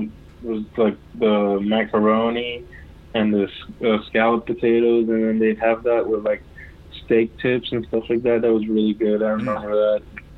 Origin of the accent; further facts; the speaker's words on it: New York, United States; also born or lived in Dominican Republic / U.S. Virgin Islands; I was born in Dominican, but I left when I was a baby, and I grew up in New York and St. Thomas, U.S. Virgin Islands.